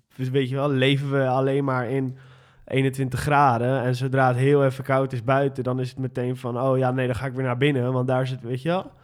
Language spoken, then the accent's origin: Dutch; Amsterdam, North Holland, Netherlands; ik ben geboren en getogen Amsterdammer, in de Pijp geboren. En ehm, toen zijn mijn ouders naar Nieuw-West verhuisd